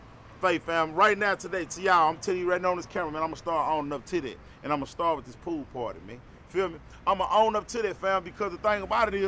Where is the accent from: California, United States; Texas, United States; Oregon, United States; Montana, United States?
Texas, United States; Dallas; I'm from the East. I'm in South Dallas right now